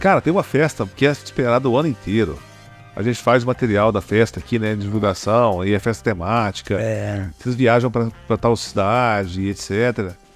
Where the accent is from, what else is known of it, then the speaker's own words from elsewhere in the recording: Rio Verde, Goiás, Brazil; sou de Rio Verde.